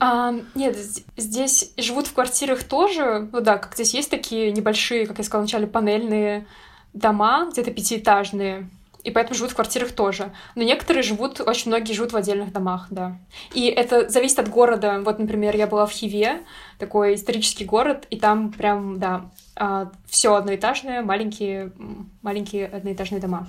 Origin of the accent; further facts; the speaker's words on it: Russia; я из России